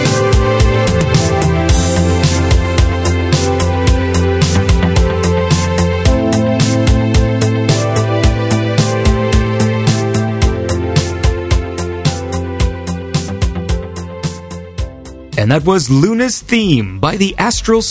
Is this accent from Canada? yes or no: yes; Canada; I'm Canadian, so like we call it pop up here